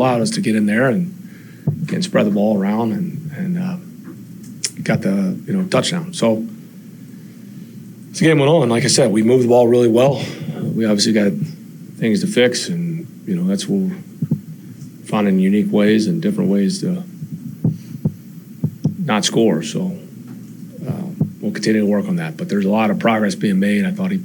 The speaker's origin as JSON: {"language": "English", "town": "Memphis", "region": "Tennessee", "country": "United States", "moved": "yes", "lives_now": "Atlanta, United States", "said": "I am from Memphis"}